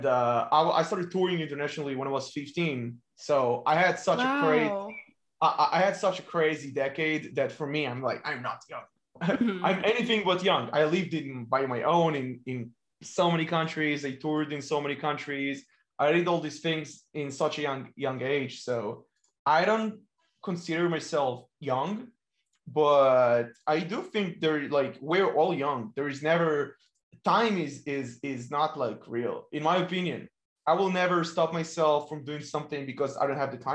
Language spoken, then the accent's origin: English; Ashdod, Southern District, Israel; From Israel, from my very hometown, Ashdod